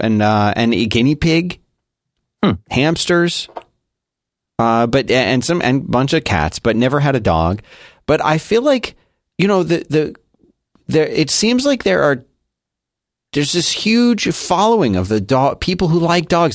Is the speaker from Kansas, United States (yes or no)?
no; Philadelphia, Pennsylvania, United States; now in Texas, United States; I was born and raised in Philadelphia